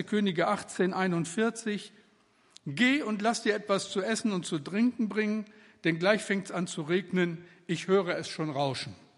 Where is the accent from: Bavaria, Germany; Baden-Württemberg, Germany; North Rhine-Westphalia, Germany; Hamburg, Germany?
North Rhine-Westphalia, Germany; Moers; bin ich in Mörs am Niederrhein geboren